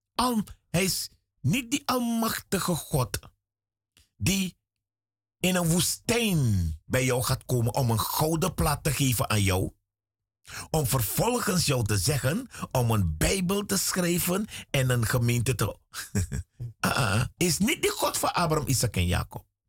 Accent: Suriname; Ik ben in Suriname geboren.

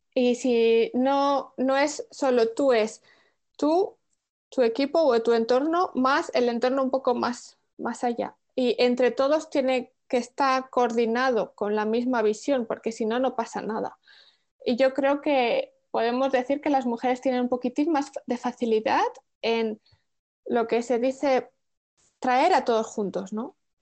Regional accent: Spain; moved away as an adult; now in Netherlands; siendo española, viviendo en Holanda

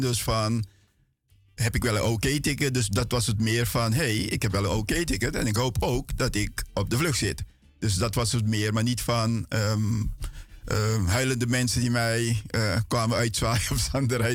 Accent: Paramaribo, Paramaribo District, Suriname; now in Netherlands; mijn jeugd was in, ehm, in feite Menkendam. Dat is eh, in de buurt van Latour

